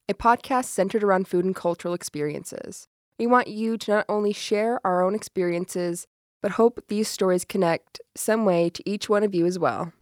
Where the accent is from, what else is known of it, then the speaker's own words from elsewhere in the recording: Rock Springs, Wyoming, United States; moved away; I'm from County Four, and it says it on our license plates